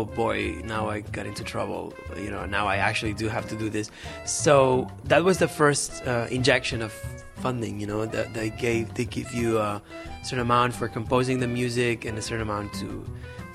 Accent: Barcelona, Catalonia, Spain; moved away; I'm from Barcelona, which is in the northeast of Spain, and I am from a very Catalan background.

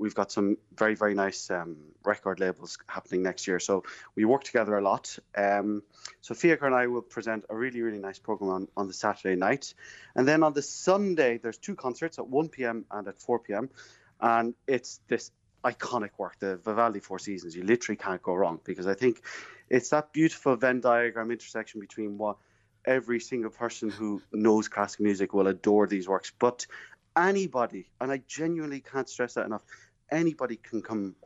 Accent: Kilkenny, Leinster, Ireland; moved away; I'm from Kilkenny, obviously, and I'm a very, very proud Kilkenny man. And any opportunity to come back home is always a pleasure.

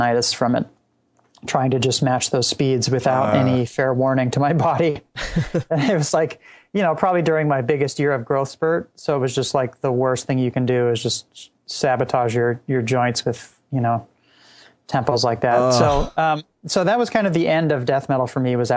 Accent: Laguna Beach, California, United States; I grew up in Southern California, just south of Los Angeles in Laguna Beach

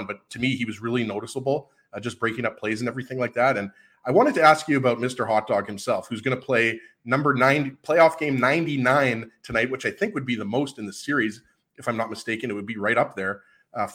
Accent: Canada; we're Canadian

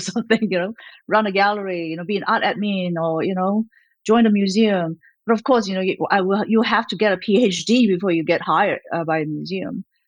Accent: Malaysia; also born or lived in Australia; now in United States; I was born in Malaysia, a country near Singapore in Southeast Asia

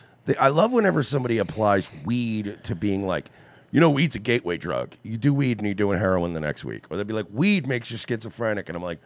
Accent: New York, United States; now in Florida, United States; I'm from New York, and I used to go get, like, the mail in my underwear in the snow.

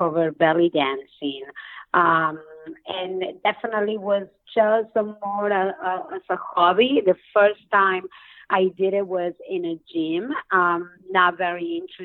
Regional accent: Argentina; moved away; I'm originally from Argentina, and I began my dance classes over there

